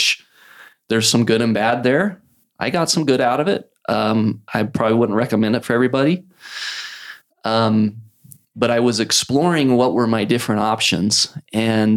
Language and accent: English; Idaho Falls, Idaho, United States; moved away as an adult; also born or lived in Provo, Utah / Salt Lake City, Utah / New York; growing up in Idle Falls